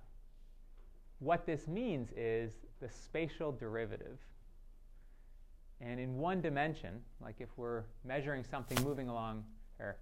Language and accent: English; Detroit, Michigan, United States; I'm from Detroit